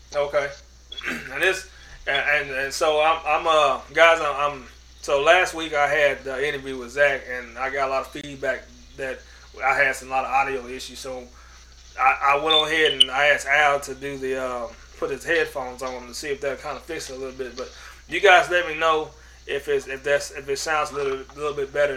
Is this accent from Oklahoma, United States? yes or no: yes; Oklahoma City, Oklahoma, United States; I grew up in Oklahoma City, and uh, this is Cowboys Nation.